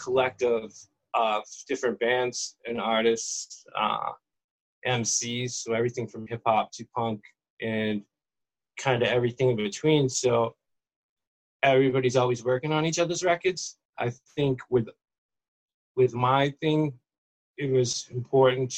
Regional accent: Massachusetts, United States; moved away as an adult; now in San Diego, United States; I'm actually from Massachusetts

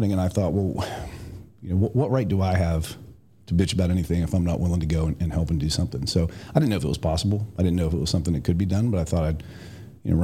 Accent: West Virginia, United States; moved away as an adult; also born or lived in Tampa, Florida; now in Columbus, United States; it was a great place to grow up

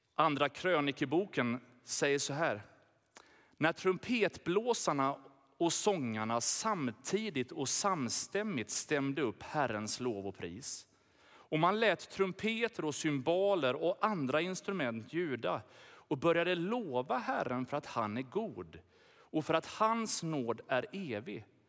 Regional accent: Sweden; vi har blivit lurade som svenskar i vårt lilla hörn

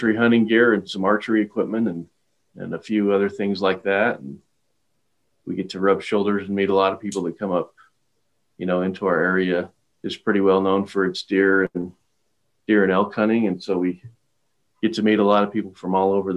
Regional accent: Star Valley, Wyoming, United States; I grew up right here in Star Valley

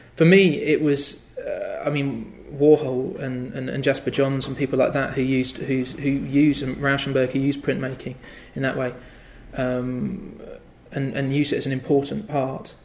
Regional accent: the Fens, East of England, United Kingdom; also born or lived in London; now in Cambridge, United Kingdom; I grew up in the Fens, which is a very flat area of land.

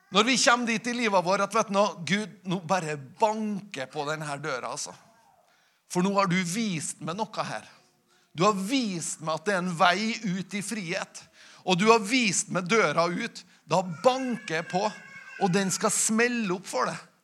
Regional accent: Nordmøre, Møre og Romsdal, Norway; når vi kommer fra Nordmøre

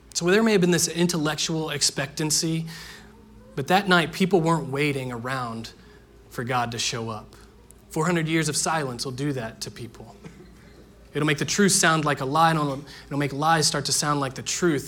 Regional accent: Indiana, United States; Growing up in Indiana, everyone in my neighborhood played baseball

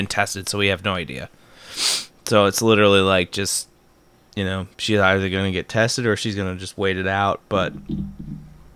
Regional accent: Roscommon County, Michigan, United States; my hometown, in my hometown county

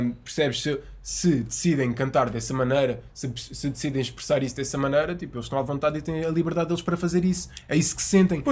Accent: Azenhas do Mar, Lisbon, Portugal; eu sou das Azanhas e aquilo é uh. é mesmo ao lado. Eu passei a minha infância toda na praia

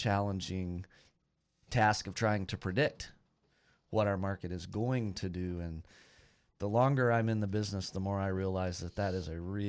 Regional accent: Lubbock, Texas, United States; also born or lived in Austin; Grew up in Lubbock and lived in Austin for a while.

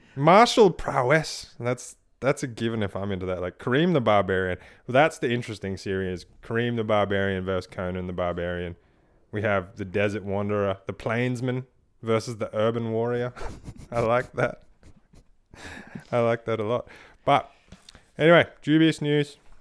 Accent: Australia; I'm Australian

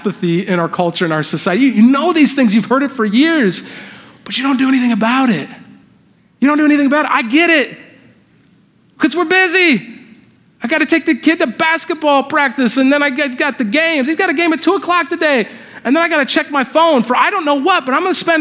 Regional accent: Indiana, United States; moved away as an adult; also born or lived in Southern California; I grew up in Indiana, my wife's from Southern California, I was living out there for the last 7 years

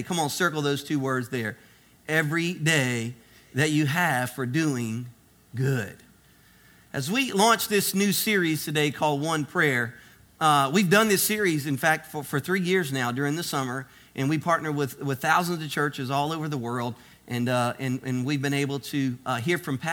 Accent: South Louisiana, United States; I'm from South Louisiana, so we tell a lot of Boudreaux jokes here.

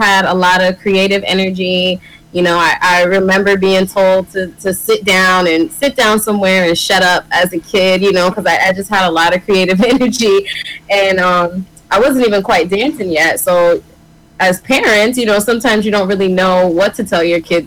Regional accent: Springfield, Massachusetts, United States; I'm originally from Springfield, Massachusetts.

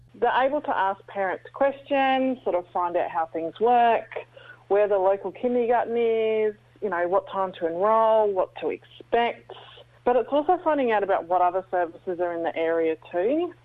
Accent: New Zealand; now in Melbourne, Australia; growing up in New Zealand, we had more of an opportunity to be exposed to that because we had our families around

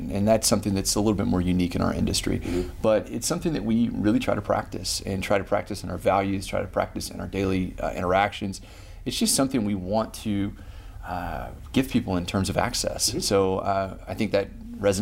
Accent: Abilene, Texas, United States; moved away; I grew up in West Texas

